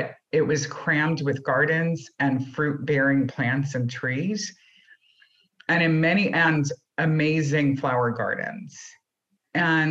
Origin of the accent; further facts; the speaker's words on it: St. Louis, Missouri, United States; I grew up in St. Louis, Missouri.